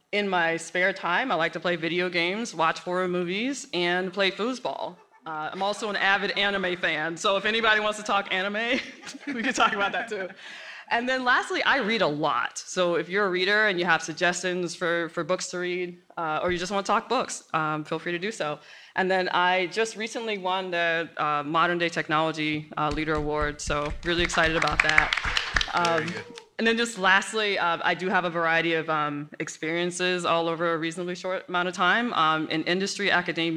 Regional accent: Mississippi, United States; moved away; I'm actually from Mississippi

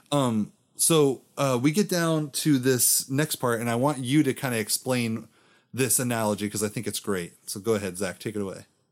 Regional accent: Florida, United States; I'm from Florida

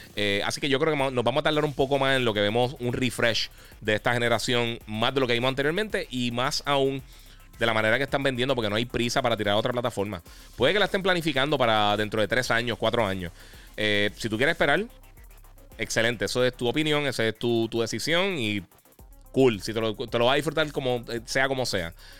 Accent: Puerto Rico; nosotros somos eh, territorio americano, el US, Puerto Rico es territorio americano

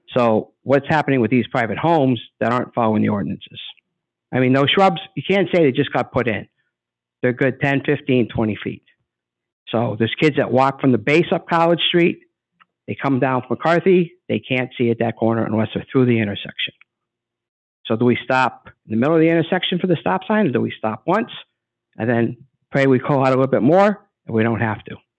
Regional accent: United States; I grew up on Kennedy Boulevard my whole life. I bicycled through Fairview

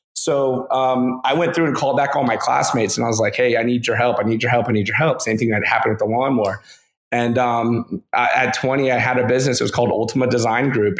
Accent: Lakeland, Florida, United States; now in Orlando, United States; I grew up in Lakeland, Florida, which is situated about an hour each way between Tampa and Orlando

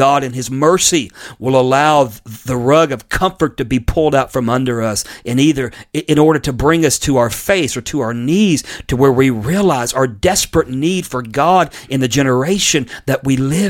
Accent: United States; I'm an American born in the United States of America

